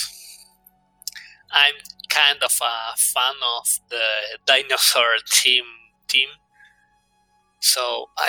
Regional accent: Buenos Aires, Argentina; my hometown in Buenos Aires.

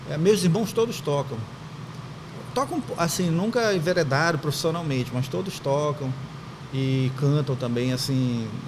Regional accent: Terra Santa, Pará, Brazil; also born or lived in Santarém; Eu sou de, eu nasci em Santarém, mas me criei em Terra Santa. Eu me considero de fato de Terra Santa. É o interior

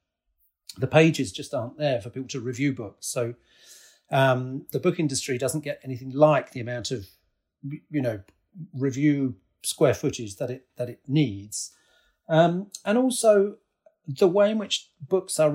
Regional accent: Newton, East of England, United Kingdom; moved away as an adult; also born or lived in Spain / United States; I grew up just outside of Cambridge in a small village just to the south of Cambridge called Newton

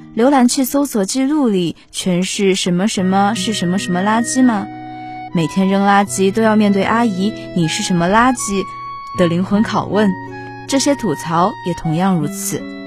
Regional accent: Chongqing, China; moved away as an adult; now in Nanjing, China; 来自重庆

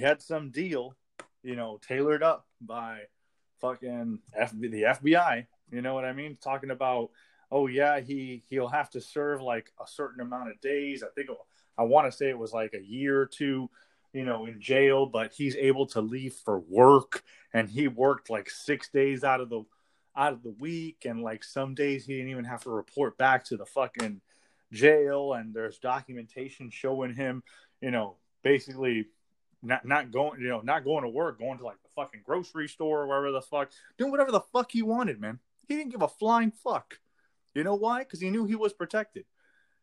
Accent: United States; I'm a full-blooded American. Born and raised in America.

